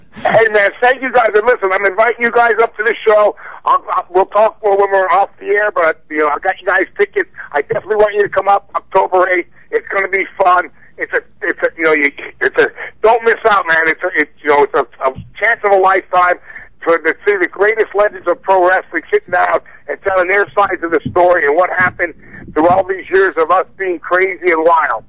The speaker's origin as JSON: {"language": "English", "town": "Whitehall", "region": "Pennsylvania", "country": "United States", "tie": "born or raised there", "also_born_or_lived": "Allentown, Pennsylvania", "said": "I'm a hometown Pennsylvania boy, born and bred in Allentown, PA, actually Whitehall, Pennsylvania"}